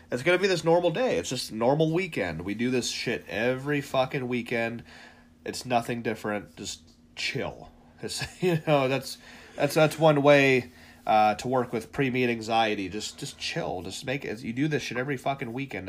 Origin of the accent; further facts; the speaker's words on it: Ohio, United States; We're from Ohio.